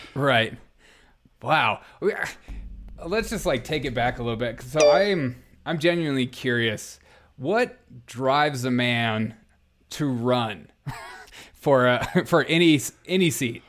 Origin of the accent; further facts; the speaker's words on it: South Carolina, United States; I grew up in South Carolina